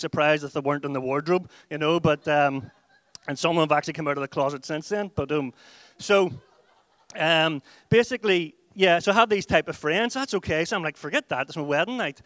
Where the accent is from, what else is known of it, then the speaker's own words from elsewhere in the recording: Ireland; We went out as white Irish people and we came back as whiter Irish people